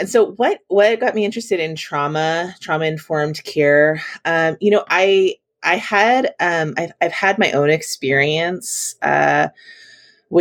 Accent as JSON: {"language": "English", "town": "Chico", "region": "California", "country": "United States", "lives_now": "La Mirada, United States", "said": "I'm originally from Chico, Northern California."}